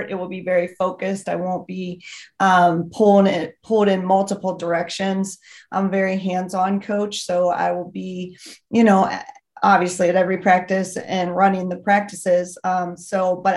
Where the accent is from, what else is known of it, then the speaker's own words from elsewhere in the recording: Western Pennsylvania, United States; I grew up in Western Pennsylvania